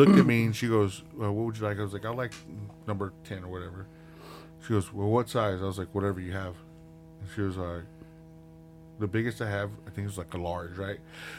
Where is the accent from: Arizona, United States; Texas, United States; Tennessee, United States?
Texas, United States; West; I was like, well, I'm from here from Texas. I was like, I'm from West Texas. You know, I grew up fucking cutting cotton and farming.